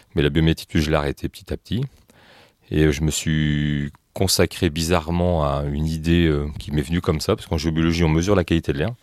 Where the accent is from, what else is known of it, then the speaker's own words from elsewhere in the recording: France; moi je suis français